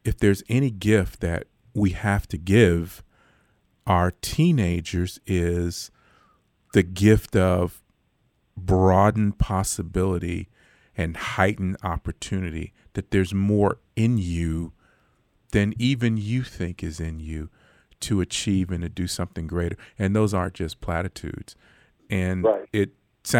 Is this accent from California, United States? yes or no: yes; Los Angeles, California, United States; now in Fort Worth, United States; I'm from South Central Los Angeles. I grew up 83rd and Hoover, which is, kind of the core of what South